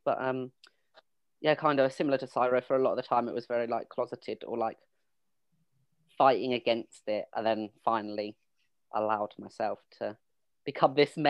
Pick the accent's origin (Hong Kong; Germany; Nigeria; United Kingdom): United Kingdom; Suffolk, East of England; accent: a bit of a weird accent; I grew up in Suffolk in the countryside, on the border to Essex. So that's why I have a bit of a weird accent.